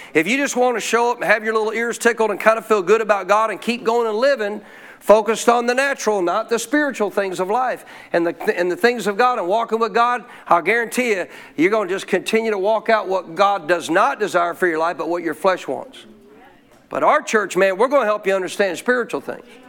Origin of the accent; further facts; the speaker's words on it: Montana, United States; my life as a kid growing up in Montana